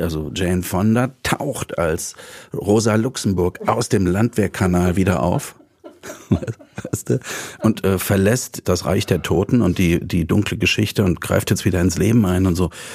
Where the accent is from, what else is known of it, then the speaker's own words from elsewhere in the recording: Dresden, Saxony, Germany; moved away; Also ich komme aus Dresden, ich bin in Dresden groß geworden